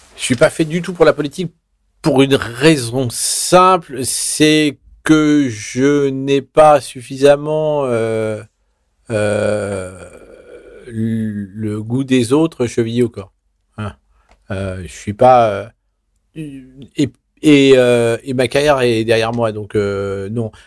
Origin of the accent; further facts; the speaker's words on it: Vichy, Auvergne-Rhône-Alpes, France; je suis né à Vichy dans l'Allier